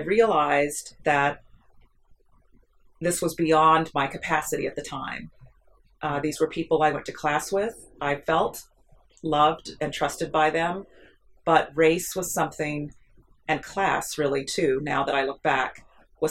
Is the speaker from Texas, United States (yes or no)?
yes; Harlingen, Texas, United States; first language Spanish; English is a second language; I grew up in what felt like a small town, Harlingen, Texas, 30 minutes from the Gulf and 30 minutes from the border. Spanish was my first language